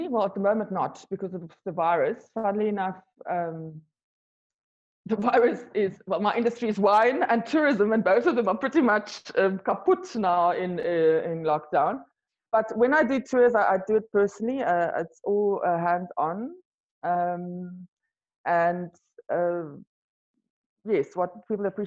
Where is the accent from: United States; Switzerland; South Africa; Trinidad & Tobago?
South Africa; first language Afrikaans; English is a second language; moved away as an adult; also born or lived in Europe; Afrikaans is my mother language